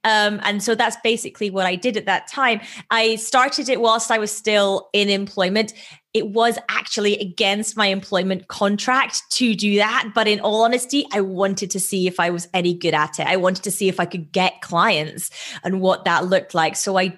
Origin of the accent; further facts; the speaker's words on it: Edinburgh, Scotland, United Kingdom; moved away as an adult; now in London, United Kingdom; So I moved from Edinburgh in Scotland to London to work in banking at that point.